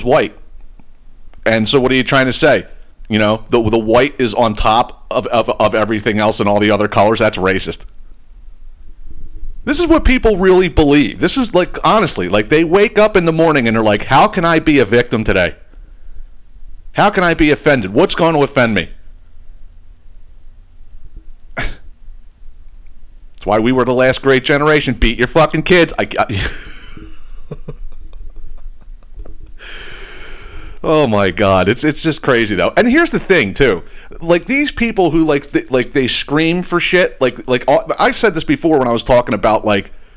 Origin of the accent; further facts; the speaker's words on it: Northeast, United States; a family that we grew up with in the Northeast